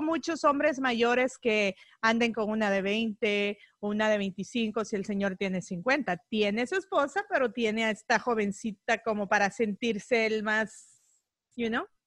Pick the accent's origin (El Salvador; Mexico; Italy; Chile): El Salvador; now in United States; soy salvadoreña